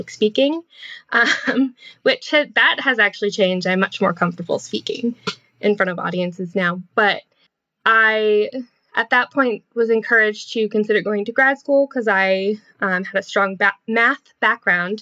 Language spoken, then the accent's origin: English; Massachusetts, United States; moved away as an adult; also born or lived in Vermont; I grew up in Massachusetts